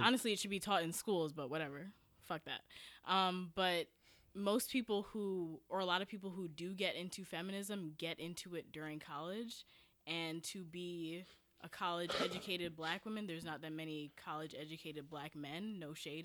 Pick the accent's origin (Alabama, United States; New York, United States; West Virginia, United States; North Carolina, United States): New York, United States; New York City; I'm from Jamaica, but I'm from the suburb of Jamaica. Like, I'm from Cambria Heights